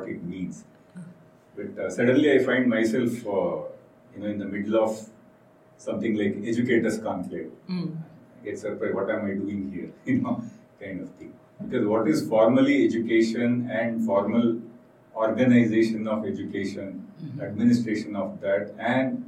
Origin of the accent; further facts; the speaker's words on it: Shimoga, Karnataka, India; I am born and brought up in Shimoga, which is a small town